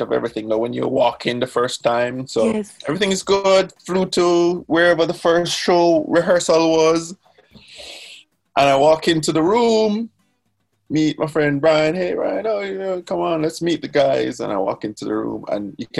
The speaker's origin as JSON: {"language": "English", "country": "Jamaica", "said": "I have a moniker that I go by that I introduce myself as Jamaican"}